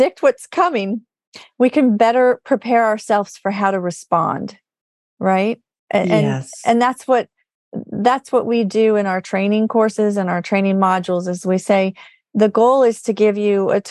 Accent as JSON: {"language": "English", "region": "California", "country": "United States", "said": "I'm from California"}